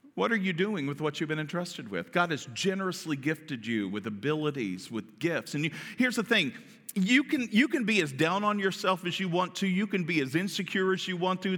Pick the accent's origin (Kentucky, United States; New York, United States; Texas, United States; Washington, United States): Kentucky, United States; I'm from Kentucky.